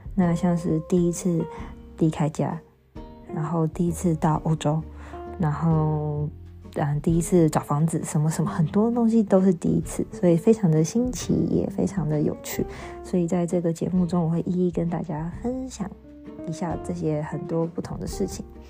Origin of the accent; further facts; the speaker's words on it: Taiwan; moved away as an adult; now in Göttingen, Germany; 身为台湾人